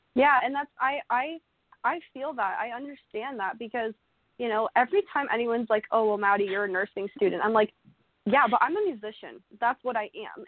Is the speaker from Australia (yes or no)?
no; Oakland, Ontario, Canada; I'm from Oakland, Ontario, Canada. So Oakland is a really, really, mm. really tiny, tiny town.